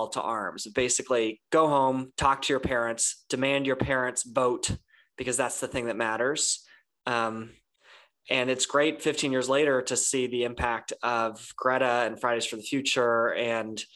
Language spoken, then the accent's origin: English; California, United States; I grew up in California, and I remember being a 13-year-old